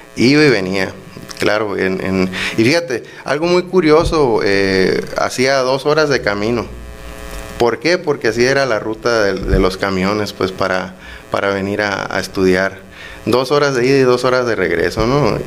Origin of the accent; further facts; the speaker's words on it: Benito Juárez, Sonora, Mexico; Benito Juárez es mi tierra, es donde vivo